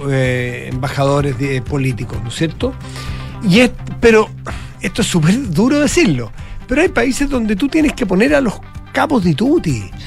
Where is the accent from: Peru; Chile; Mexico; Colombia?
Chile